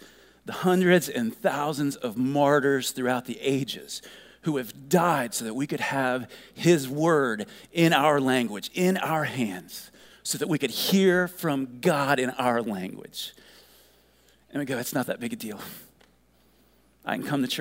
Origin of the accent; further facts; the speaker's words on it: Ohio, United States; growing up in Ohio